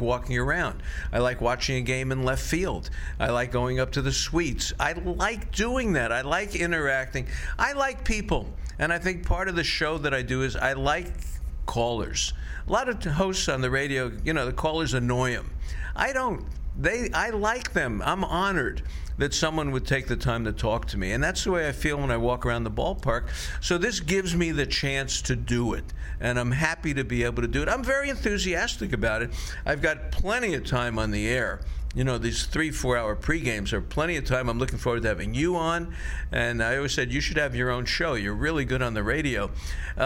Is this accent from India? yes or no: no; Florida, United States; I grew up in Florida